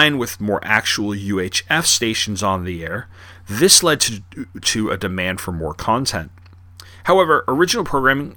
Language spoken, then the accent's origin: English; Long Island, New York, United States; when I was growing up in Long Island in the 80s and 90s